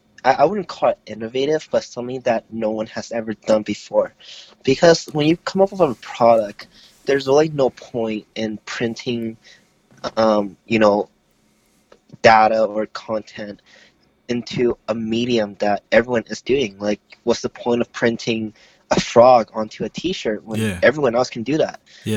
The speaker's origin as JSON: {"language": "English", "country": "Hong Kong", "also_born_or_lived": "Florida / Oklahoma / New York", "lives_now": "Toronto, Canada", "said": "I lived around Florida, Oklahoma, New York, but I was originally from Hong Kong."}